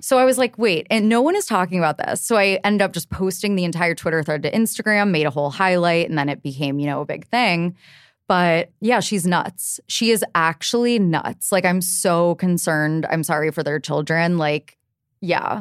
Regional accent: Cincinnati, Ohio, United States; moved away as an adult; now in New York City, United States; I grew up in Cincinnati

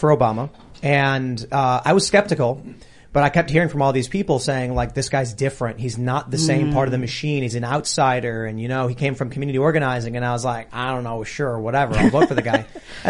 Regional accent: Chicago, Illinois, United States; I grew up in Chicago. I grew up with a liberal family

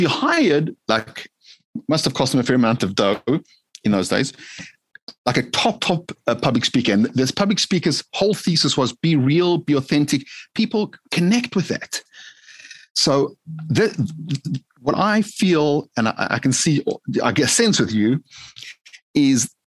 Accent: South Africa; growing up in South Africa, grew up in a very modest way, meaning, you know, most people think of Jewish, Caucasian South Africans having a lot of dough, grew up very modest.

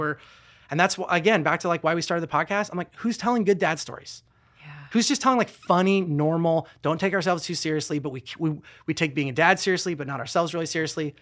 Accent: United States; as American

